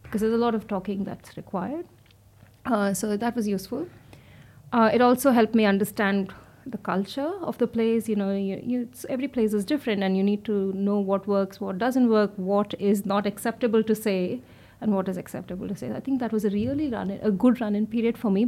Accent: India; moved away as an adult; also born or lived in Melbourne, Australia / Queensland, Australia; now in Australia; as a woman growing up in India

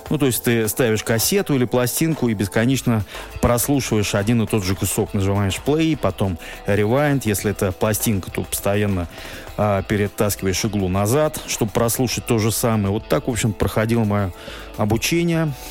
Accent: Moscow, Russia; Я родился в Москве в 1972 году.

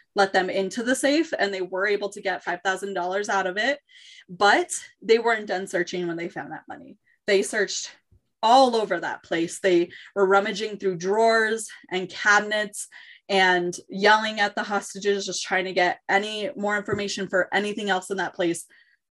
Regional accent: New Mexico, United States; moved away; my home state, which is New Mexico

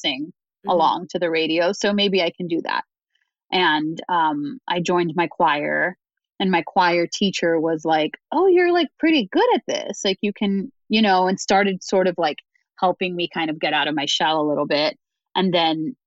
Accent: United States; also born or lived in Dominican Republic; I'm first generation to grow up. I was born in the Dominican Republic, first generation in my family to grow up here

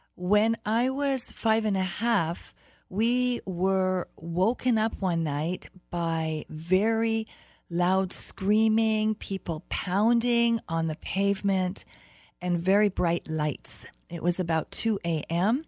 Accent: Berlin, Germany; moved away; also born or lived in Toronto, Canada; I grew up in Berlin, Germany. hmm that was after my mom had taken me there. I really was born in Toronto.

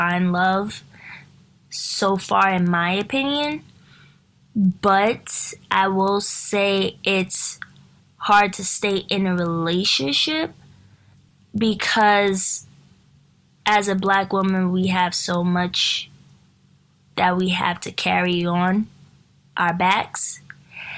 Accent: New York City, New York, United States; also born or lived in Crown Heights, Brooklyn; I grew up in Greenpoint, Brooklyn. I'm from New York City.

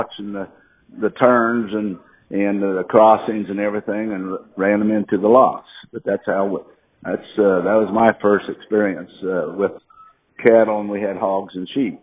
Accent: Illinois, United States; now in Stillwater, United States; I'm from Illinois, little town on the prairie. And anyway, my folks, they fed cattle and farm.

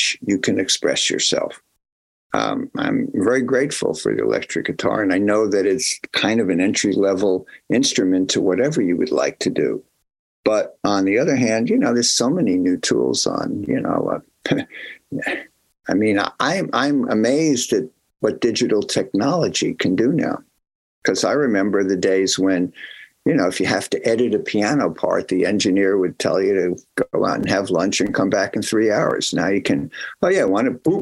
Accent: New Brunswick, New Jersey, United States; I was from New Brunswick, New Jersey, Central Jersey

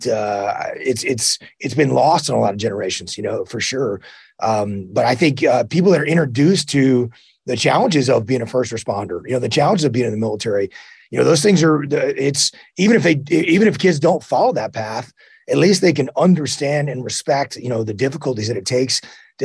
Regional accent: Woodville, Texas, United States; also born or lived in Houston, Texas; I grew up on the Texas coast. So Woodville's about an hour and a half from the coast

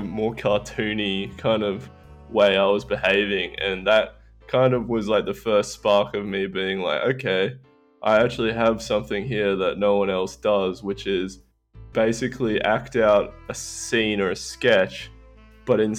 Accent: Australia; that's just Australian. That's just how it goes down here.

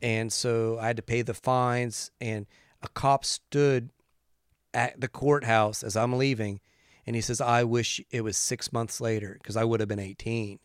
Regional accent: West Virginia, United States; I grew up in West Virginia

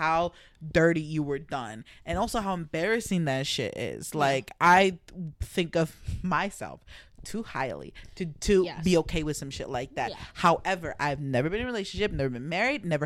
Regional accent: New Jersey, United States; We're from Jersey.

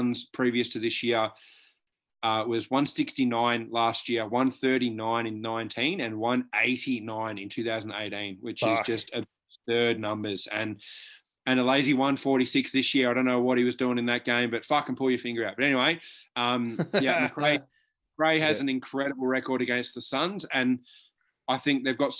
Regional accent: Victoria, Australia; we are both from Victoria

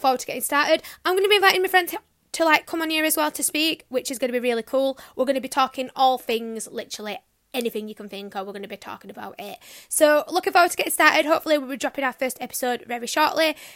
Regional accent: Yorkshire and the Humber, United Kingdom; I'm a Yorkshire girl, you might be able to tell.

